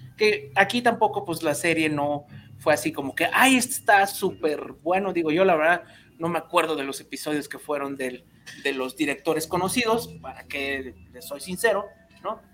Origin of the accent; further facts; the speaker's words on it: Mexico; nos asustan como mexicanos